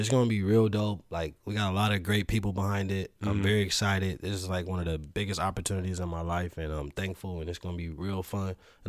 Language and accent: English; Los Angeles, California, United States; And then I'm also like from the West Coast, so I'm from a very trendy place, like LA, you know what I mean?